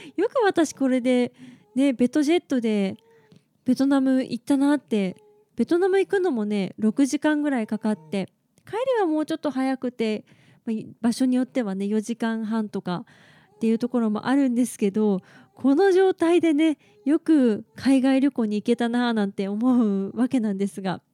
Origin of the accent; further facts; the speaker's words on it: Okayama, Japan; now in Tokyo, Japan; 東京の方から、地元の岡山まで帰る